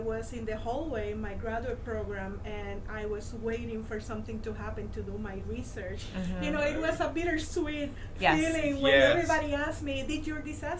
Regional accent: East Coast, United States; now in Puerto Rico; I am from the East Coast.

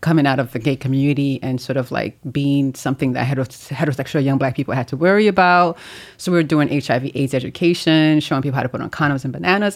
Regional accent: New York City, New York, United States; also born or lived in Haiti; I'm from Haiti. I grew up in Brooklyn

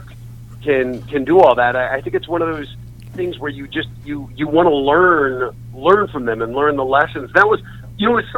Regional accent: Colorado, United States; the bedroom where I grew up in Colorado, my parents still live in the house

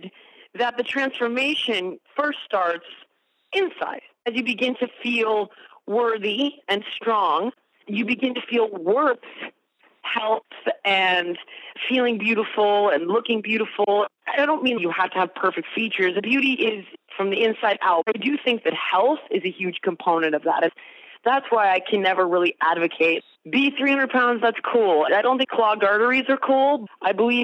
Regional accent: the Valley of Southern California, United States; I was actually born in the Valley of Southern California, and I grew up there as well

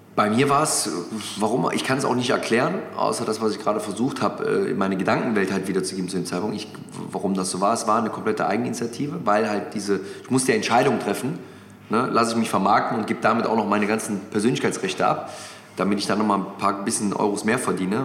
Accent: Mönchengladbach, North Rhine-Westphalia, Germany; moved away as an adult; now in Hamburg, Germany; Gladbach ist meine Heimat

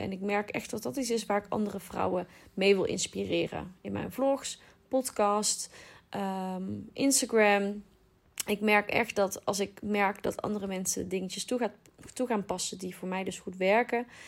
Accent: North Brabant, Netherlands; accent: Brabant; ik woon in Brabant, als je dat nog niet had begrepen aan mijn accent

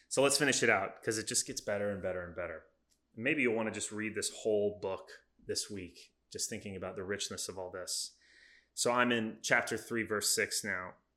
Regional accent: United States; As Americans

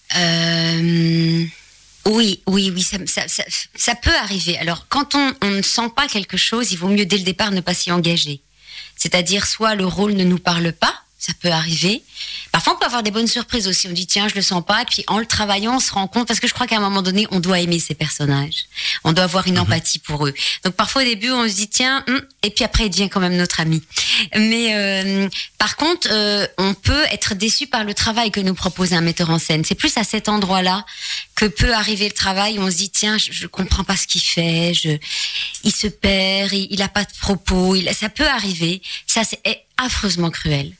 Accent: Charleroi, Wallonia, Belgium; accent: Belgian; moved away as an adult; now in Paris, France; je suis très attachée à mes origines. Euh, donc je suis née à Charleroi

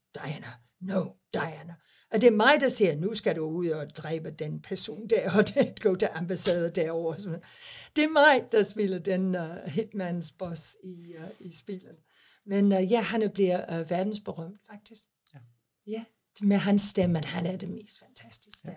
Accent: England, United Kingdom; Danish is a second language; now in Denmark; jeg er engelsk, jeg er i engelsk pas

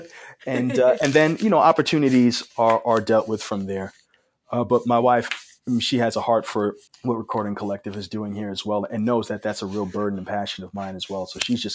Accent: New York City, New York, United States; moved away as an adult; now in Phoenix, United States; I grew up in New York City, and past 3 years I've been out here in Phoenix, Arizona

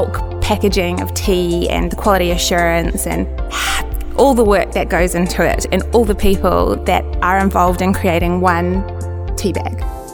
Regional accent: Wellington, New Zealand; I'm from New Zealand, from the capital, which is Wellington.

